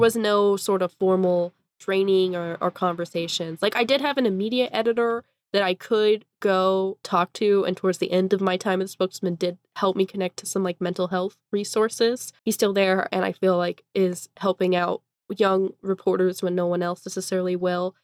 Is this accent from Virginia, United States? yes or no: no; Eastern Washington, United States; now in Spokane, United States; I'm from Eastern Washington